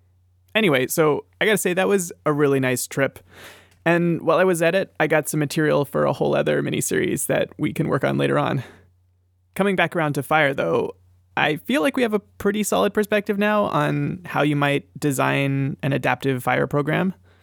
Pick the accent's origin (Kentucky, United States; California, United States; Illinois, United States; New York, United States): California, United States; My home state is constantly in flames. It's actually kind of hard to remember a time when some part of California wasn't on fire.